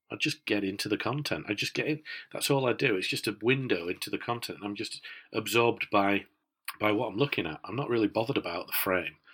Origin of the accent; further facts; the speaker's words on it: Yorkshire and the Humber, United Kingdom; as a Yorkshireman